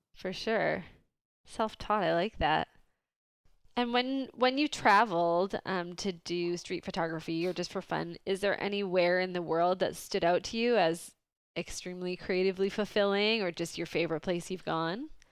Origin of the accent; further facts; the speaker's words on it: Vancouver, British Columbia, Canada; I'm from Vancouver